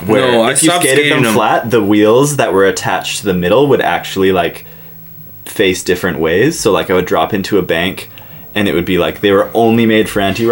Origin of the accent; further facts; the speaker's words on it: Canada; we're from Canada